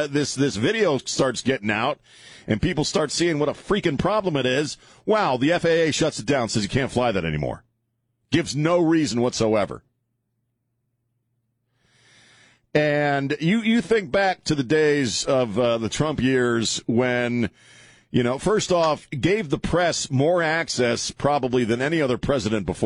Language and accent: English; East Coast, United States; moved away; where I grew up on the East Coast